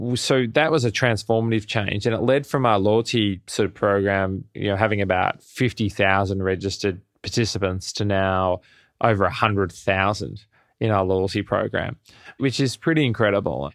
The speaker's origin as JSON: {"language": "English", "town": "Melbourne", "region": "Victoria", "country": "Australia", "moved": "as an adult", "lives_now": "New York City, United States", "said": "I'm originally from Melbourne in Australia, and I landed in the States, in New York City, in late two thousand ten"}